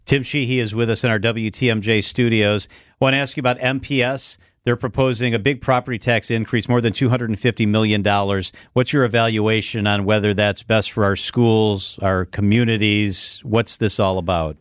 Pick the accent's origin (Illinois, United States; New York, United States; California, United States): Illinois, United States; Lake County; moved away; I grew up in Lake County, Illinois, so just on the other side of the border